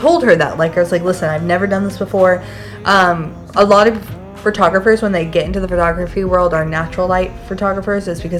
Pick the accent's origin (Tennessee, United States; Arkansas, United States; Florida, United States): Tennessee, United States; Nashville; now in Atlanta, United States